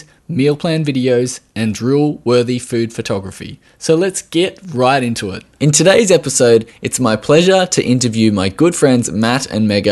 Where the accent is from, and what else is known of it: Australia